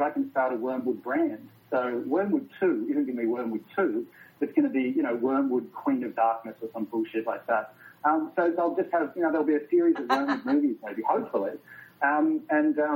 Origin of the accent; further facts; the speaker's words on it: Australia; as an Australian filmmaker